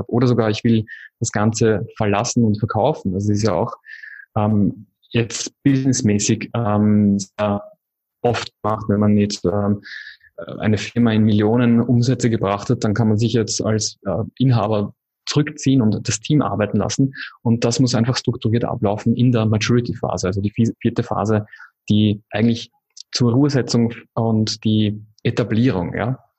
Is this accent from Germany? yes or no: no; Wiener Neustadt, Lower Austria, Austria; now in Indonesia; Coworking Space in Wiener Neustadt, wo ich äh, in meiner Heimatstadt in Österreich, wo ich dann äh, sehr gerne wirken würde.